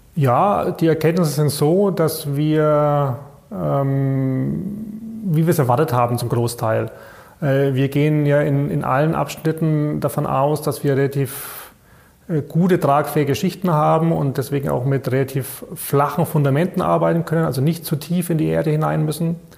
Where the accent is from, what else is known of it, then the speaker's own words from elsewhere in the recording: Bayreuth, Bavaria, Germany; also born or lived in Erlangen; ich bin, glaube ich, einer der wenigen gebürtigen Bayreuther, die hier bei der Tenet arbeiten. Also ich bin hier in Bayreuth zur Schule gegangen